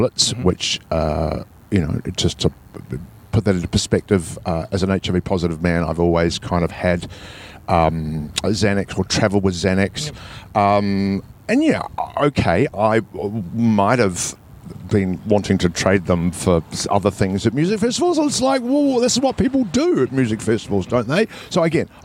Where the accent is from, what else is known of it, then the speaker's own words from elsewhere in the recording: New Zealand; I'm from New Zealand.